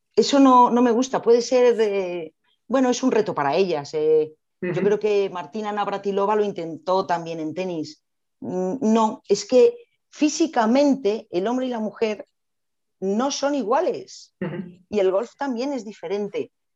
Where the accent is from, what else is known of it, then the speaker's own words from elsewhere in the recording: Madrid, Community of Madrid, Spain; Soy madrileña